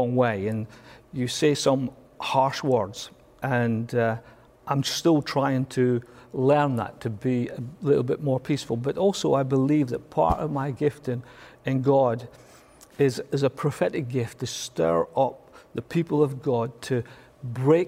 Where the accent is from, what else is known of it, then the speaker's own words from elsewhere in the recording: Scotland, United Kingdom; I'm Scottish